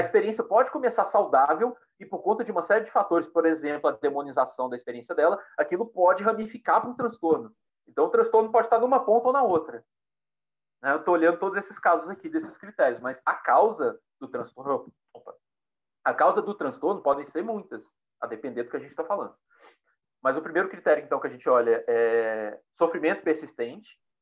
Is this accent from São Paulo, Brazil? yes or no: no; Pedro Leopoldo, Minas Gerais, Brazil; eu nasci em Pedro Leopoldo